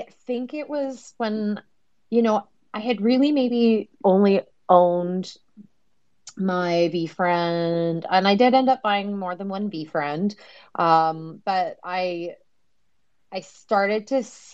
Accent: Canada; I'm Canadian

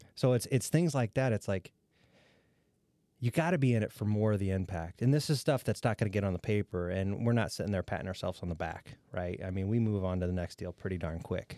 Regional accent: Defiance County, Ohio, United States; I grew up in Defiance County, and my first economic development job was in Defiance County, Ohio

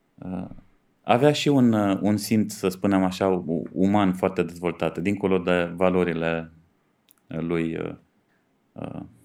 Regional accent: Dej, Cluj County, Romania; sunt din Dej

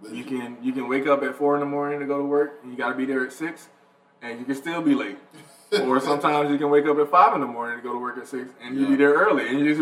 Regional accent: Atlanta, Georgia, United States; I'm from Atlanta.

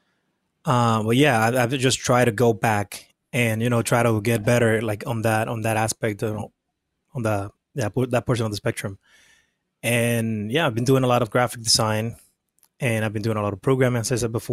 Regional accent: Dominican Republic; moved away as an adult; now in United States; I was born and raised in the Dominican Republic. I came to the U.S. when I was 19

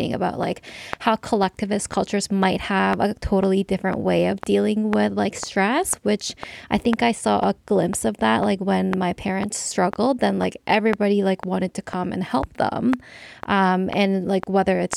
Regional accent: Canada; as Korean Canadians

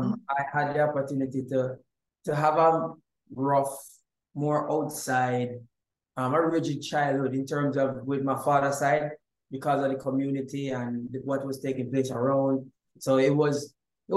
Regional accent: Jamaica; moved away as an adult; also born or lived in Florida; now in California, United States; I grew up in Jamaica, and I never moved to the States till I was 22 years old

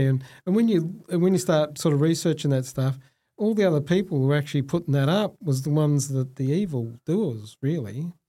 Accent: Australia; I'm a proud Muslim Australian.

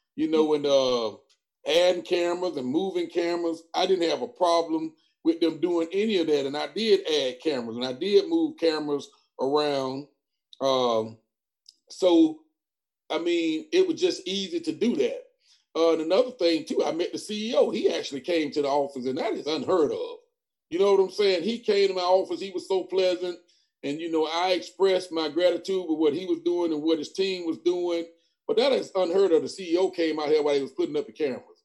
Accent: Lake Wales, Florida, United States; also born or lived in Tuskegee, Alabama; now in Macon County, Alabama, United States; I'm from Lake Wales, Florida. I came here.

